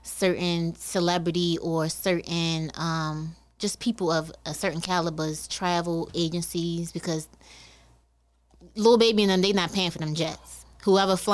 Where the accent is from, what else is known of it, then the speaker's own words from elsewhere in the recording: Baltimore, Maryland, United States; moved away as an adult; now in Atlanta, United States; I'm from Baltimore. I currently just moved to Atlanta